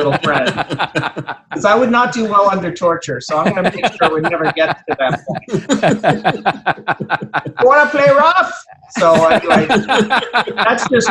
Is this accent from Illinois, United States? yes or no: no; New York City, New York, United States; now in Dallas, United States; I'm from New York City